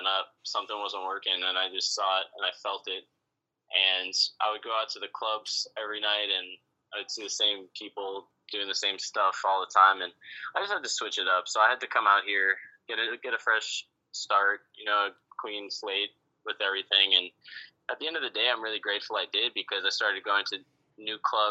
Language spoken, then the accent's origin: English; San Diego, California, United States; moved away as an adult; also born or lived in Los Angeles, California; now in Miami, United States; I grew up in San Diego, California